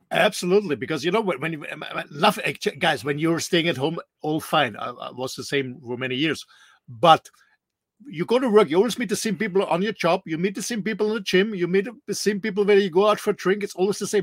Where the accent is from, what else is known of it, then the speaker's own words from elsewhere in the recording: Austria; moved away as an adult; now in Mallorca, Spain; Austrian like myself